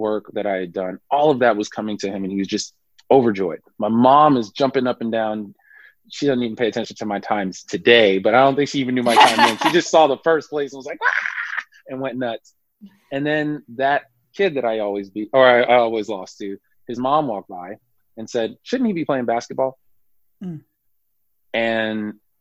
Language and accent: English; Irvington, New Jersey, United States; I grew up in Irvington, New Jersey